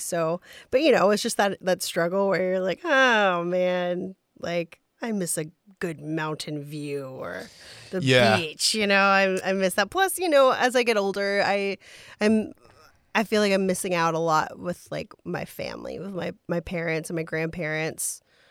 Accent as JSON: {"language": "English", "region": "Texas", "country": "United States", "said": "I'm from Texas. Yeah."}